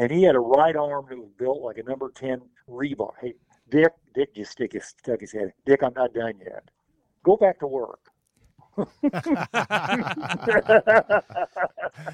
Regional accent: Indiana, United States; we're from Indiana

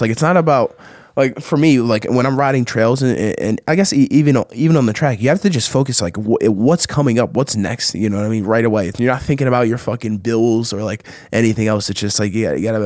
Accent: New Jersey, United States; we have this spot like like 15 minutes from where I grew up in South Jersey

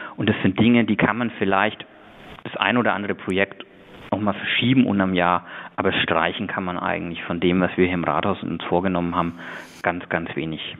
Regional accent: Nuremberg, Bavaria, Germany; meine Heimat ist das Knoblauchland. Ich bin in Kraftshof getauft worden, habe da konfirmiert

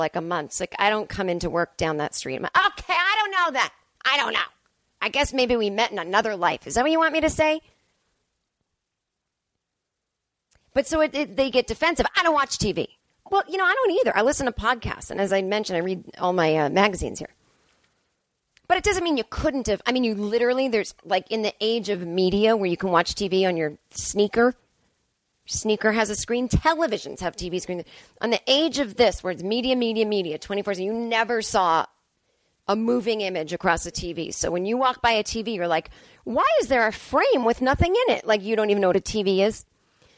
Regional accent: Massachusetts, United States; born or raised there; now in Los Angeles, United States

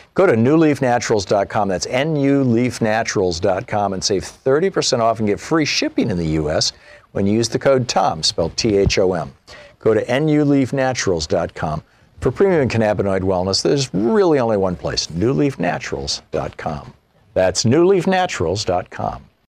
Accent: Michigan, United States; moved away as an adult; also born or lived in Montpelier, Vermont; I grew up in Michigan. I lived there until I was 27 years old.

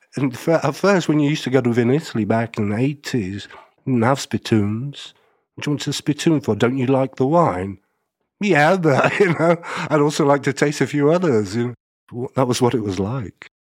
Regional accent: Stockport, North West England, United Kingdom; I grew up in a place called Stockport, which you'll never have heard

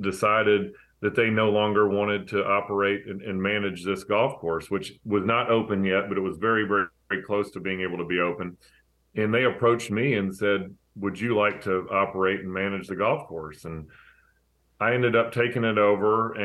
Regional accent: Chattanooga, Tennessee, United States; I was from Chattanooga

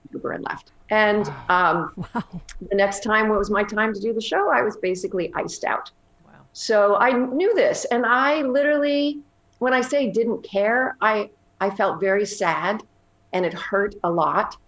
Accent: Canada; moved away; I'm originally Canadian

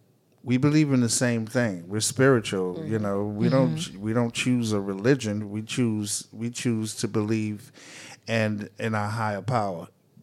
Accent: Boston, Massachusetts, United States; I mean, we grew up in Boston. Me and him had grown up in Boston together

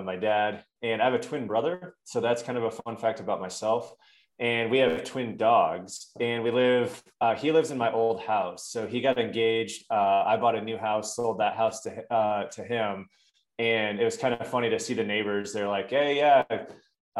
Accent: Omaha, Nebraska, United States; I grew up in Omaha, Nebraska. That's where I grew up. I still live here.

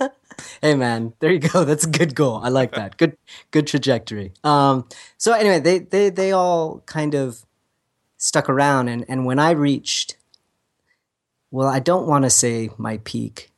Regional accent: Agoura Hills, California, United States; We lived in Agora Hills when it was still, like, tumbleweeds

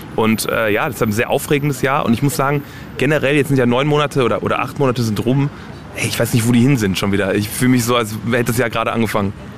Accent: Germany; first language German; meine Eltern kommen aus Polen. Ich bin aber in Deutschland geboren und, und quasi komplett auch mit der deutschen Sprache aufgewachsen

